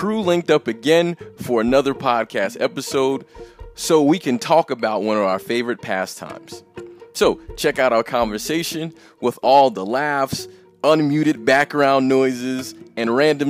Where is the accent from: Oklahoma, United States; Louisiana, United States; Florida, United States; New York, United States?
New York, United States; New York City; moved away; I am from New York originally